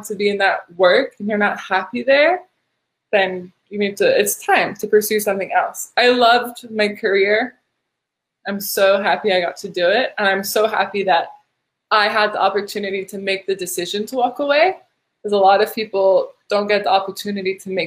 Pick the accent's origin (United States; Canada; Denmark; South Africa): United States; as an American